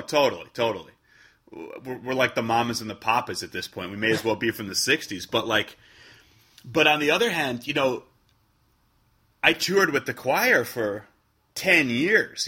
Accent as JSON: {"language": "English", "town": "Chicago", "region": "Illinois", "country": "United States", "tie": "born or raised there", "also_born_or_lived": "Wales", "moved": "as an adult", "lives_now": "New York, United States", "said": "I grew up in Chicago, you know, so I, I mean, that's still my city"}